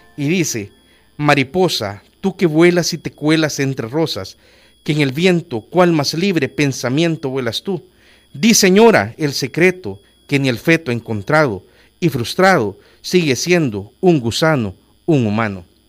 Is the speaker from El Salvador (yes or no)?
yes; Olocuilta, La Paz, El Salvador; moved away; also born or lived in San Salvador; Olocuilta, mi ciudad natal